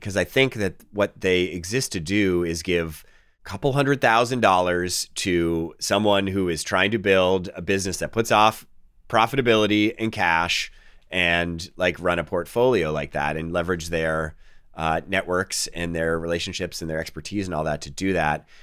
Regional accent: Boston, Massachusetts, United States; I'm the guy from Boston

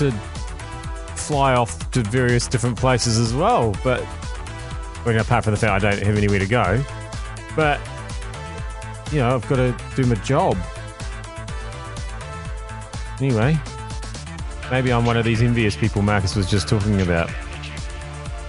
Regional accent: Waikato, New Zealand; also born or lived in Auckland region; now in Auckland, New Zealand; I come from the Waikato

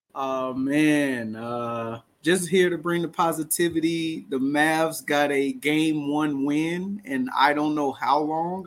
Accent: Dallas, Texas, United States; We're both from Dallas.

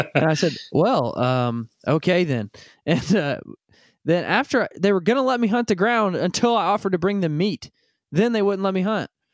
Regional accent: Northwest Arkansas, United States; I grew up in Northwest Arkansas

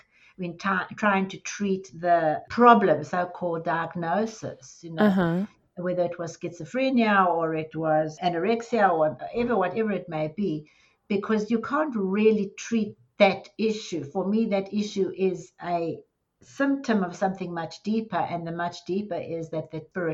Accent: Johannesburg, Gauteng, South Africa; moved away as an adult; now in Dallas, United States; I was born in South Africa in Johannesburg, and I spent the largest part of my life there. And then I've been in the US in Dallas for 22 years

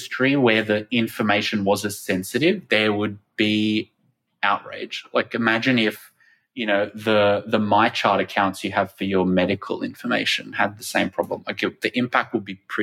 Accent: Australia; my home country of Australia

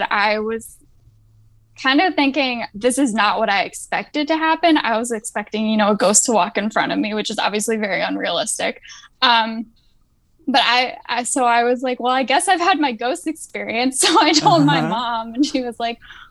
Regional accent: Maryland, United States; now in Virginia, United States; I am originally from Maryland, but I live in Virginia now. And I grew up about like an hour or so south of Gettysburg, Pennsylvania

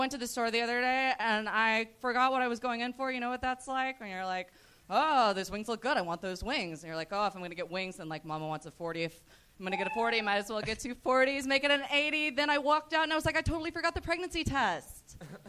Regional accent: Dallas, Texas, United States; now in Los Angeles, United States

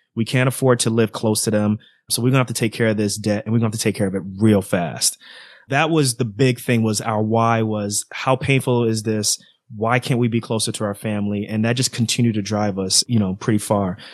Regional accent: New York City, New York, United States; moved away; also born or lived in Irvington, New Jersey; I grew up in Queens, New York, then moved to Jersey

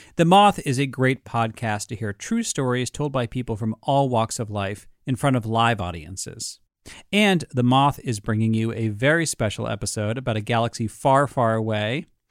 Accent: United States; as an American growing up in the Cold War

